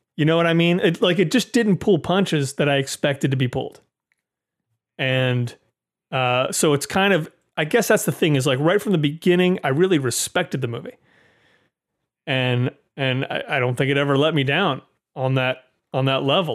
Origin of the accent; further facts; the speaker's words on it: United States; as an American moviegoer